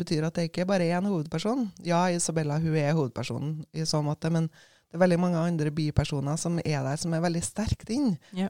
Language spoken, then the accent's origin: Norwegian; Levanger, Trøndelag, Norway; moved away as an adult; also born or lived in Bergen, Norway / Savannah, Georgia, United States; jeg var født og oppvokst på Levanger, men uh, da jeg var 18, så flytta jeg på meg